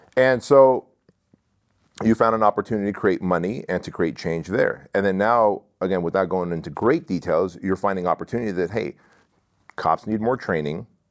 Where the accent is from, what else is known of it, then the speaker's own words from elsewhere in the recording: Santa Ana, California, United States; English is a second language; in Santa Ana, where we lived I was six years old. Uh, I didn't speak English.